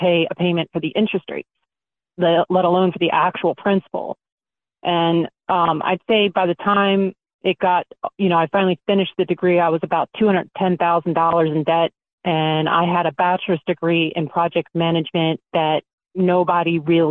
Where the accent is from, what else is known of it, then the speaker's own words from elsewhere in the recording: Baltimore, Maryland, United States; I'm originally from South Baltimore